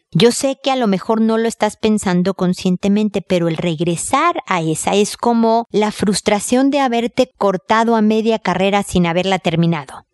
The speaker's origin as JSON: {"language": "Spanish", "country": "Mexico", "said": "como decimos en México"}